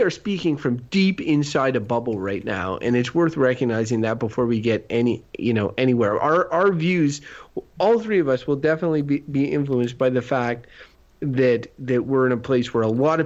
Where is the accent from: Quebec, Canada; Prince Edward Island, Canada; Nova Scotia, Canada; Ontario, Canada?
Quebec, Canada; moved away; I grew up in Quebec